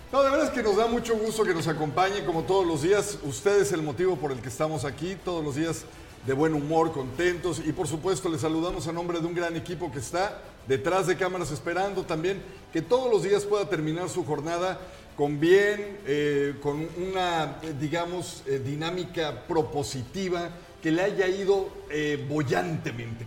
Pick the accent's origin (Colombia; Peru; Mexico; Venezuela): Mexico; nosotros, teniendo una condición de migrantes por el mundo, o sea, siendo mexicanos